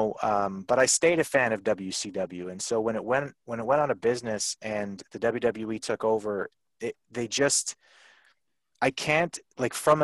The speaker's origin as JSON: {"language": "English", "country": "Canada", "said": "I'm from Canada"}